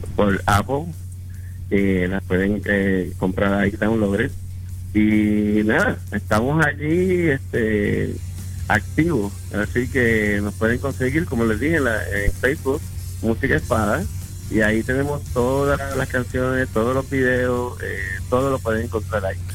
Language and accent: Spanish; Puerto Rico; now in Orlando, United States; en la banda somos tres puertorriqueños, el bajista, mi primo que es el cantante y, él es espada, y yo